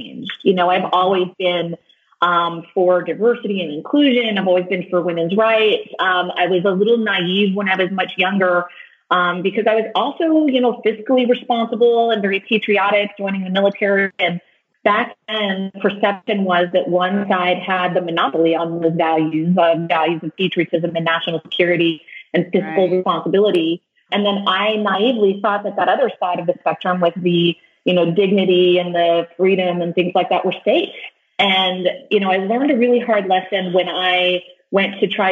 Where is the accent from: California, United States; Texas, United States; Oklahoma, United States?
Texas, United States; rural; I grew up in rural Texas, and then I joined the military.